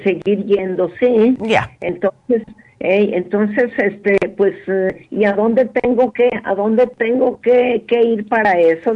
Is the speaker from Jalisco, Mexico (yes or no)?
yes; Guadalajara, Jalisco, Mexico; yo soy de Guadalajara